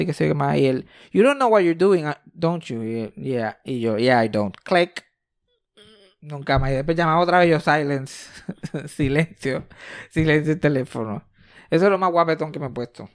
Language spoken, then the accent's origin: Spanish; Mayagüez, Puerto Rico; Mi amiguito de Río Caña él y yo somos del mismo barrio. Él, yo y Eugenio María de Hosto somos de Geocaña, Mayagüez, Puerto Rico